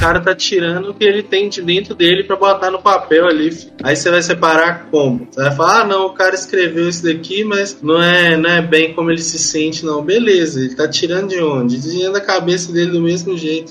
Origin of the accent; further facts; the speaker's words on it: Minas Gerais, Brazil; eu também sou mineiro